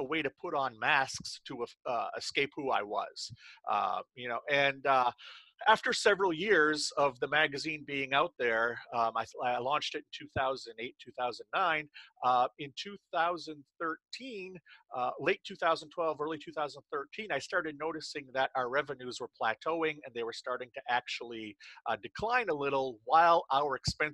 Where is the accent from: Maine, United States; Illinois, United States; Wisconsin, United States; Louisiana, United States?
Maine, United States; central; I launched a magazine here in my hometown in central Maine